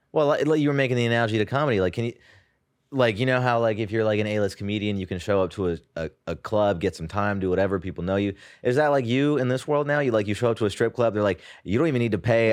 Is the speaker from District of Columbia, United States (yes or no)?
no; San Jose, California, United States; moved away as an adult; also born or lived in India; now in New York, United States; I did grow up in the Bay Area. I was actually born in India